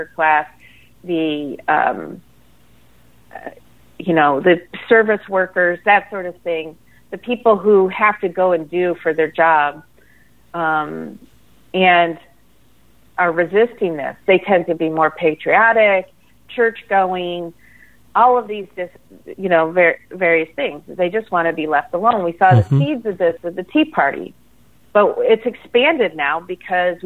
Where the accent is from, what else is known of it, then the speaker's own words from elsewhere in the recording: Michigan, United States; moved away; I'm from Michigan originally, and so I remember the era of Coleman Young